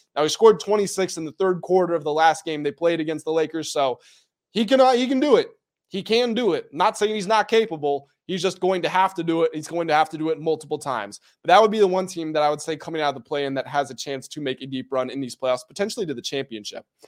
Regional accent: United States; I'm from Am-, America

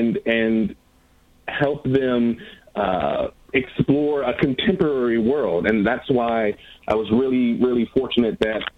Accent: Milwaukee, Wisconsin, United States; In Milwaukee, Wisconsin.

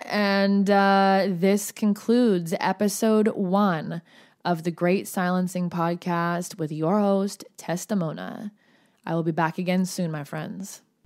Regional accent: Oregon, United States; moved away as an adult; also born or lived in Los Angeles County, California; I moved down to L A County from Oregon.

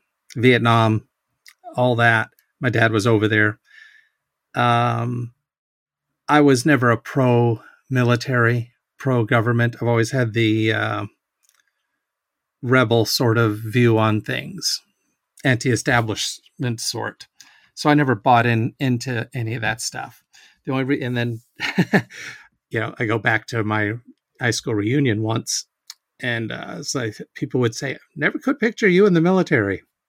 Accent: Washington, United States; also born or lived in Hawaii / Texas; I mean, I was born in Hawaii, like I said. My dad was in the Navy, so he was stationed in Hawaii, which is how I ended up being born there. And then moved around to Texas and then up to Washington.

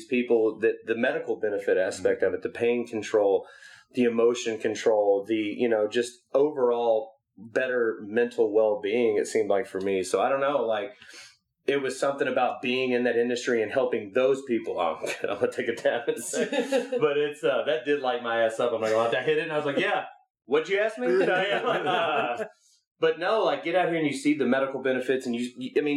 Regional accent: Memphis, Tennessee, United States; now in West Coast, United States; we come from Memphis

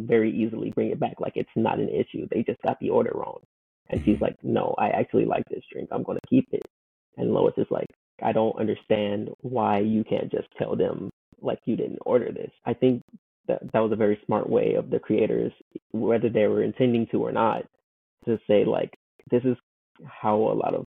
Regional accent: Compton, California, United States; I'm from Compton

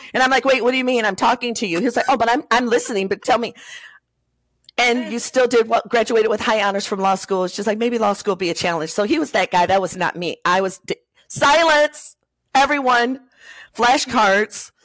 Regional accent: Covert, Michigan, United States; I was born and raised in right outside of South Haven, Michigan, in a oh, small town called Covert.

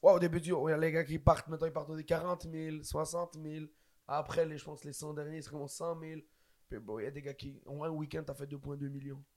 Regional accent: Quebec, Canada; on est québécois aussi

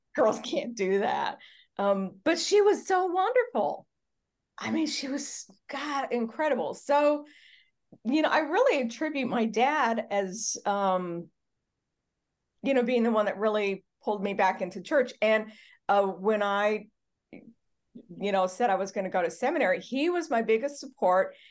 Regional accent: Charleston, Illinois, United States; moved away; also born or lived in Sacramento; I was born in Charleston, Illinois in December

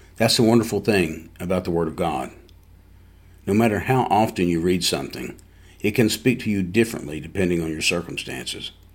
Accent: East Tennessee, United States; growing up in East Tennessee as a boy

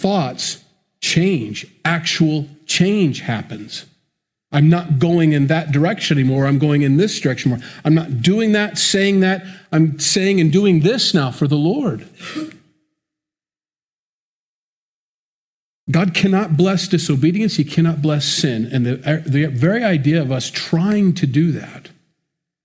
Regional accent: United States; I'm an American. I grew up in the church.

